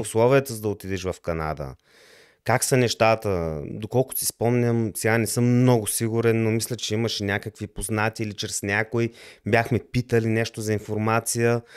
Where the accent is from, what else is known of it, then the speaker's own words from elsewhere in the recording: Lovech, Lovech Province, Bulgaria; moved away as an adult; also born or lived in Levski, Bulgaria; now in Germany; Роден съм в България, в град Левски, но доста от по-голямата част от живота ми съм живял в град Ловеч.